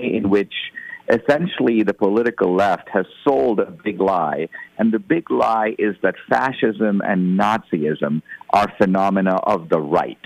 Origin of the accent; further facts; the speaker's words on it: India; now in United States; I come originally from India